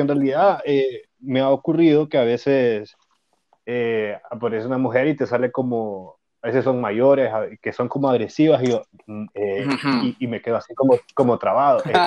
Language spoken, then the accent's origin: Spanish; Honduras